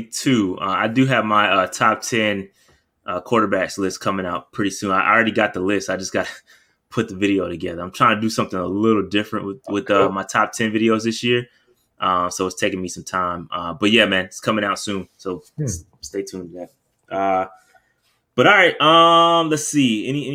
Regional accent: Fayetteville, United States; shout out to Fayetteville, that's my hometown.

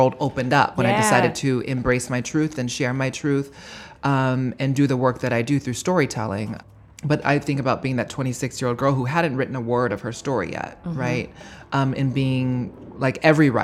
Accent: Honolulu, Hawaii, United States; moved away as an adult; now in New York, United States; my experience of growing up in Honolulu, Hawaii

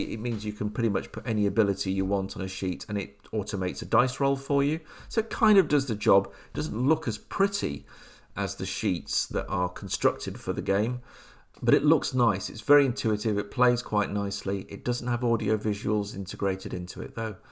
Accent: Oadby, East Midlands, United Kingdom; moved away; I grew up in Oadby Leicester

